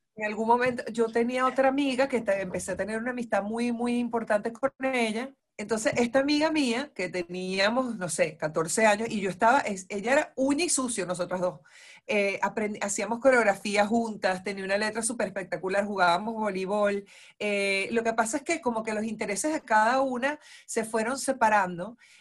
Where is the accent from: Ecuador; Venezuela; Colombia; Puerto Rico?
Venezuela; moved away as an adult; now in Argentina